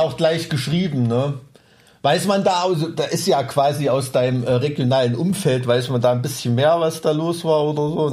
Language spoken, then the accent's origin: German; East Germany, Germany; ich bin mit äh, Leuchtstoffröhren aufgewachsen, ne? weißt du, in so einem DDR-Neubau-Plattenbaugebiet